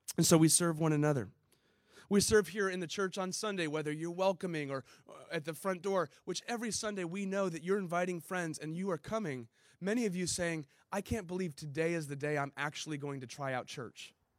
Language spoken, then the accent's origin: English; San Diego, California, United States; also born or lived in Chicago; I grew up in Ocean Beach right here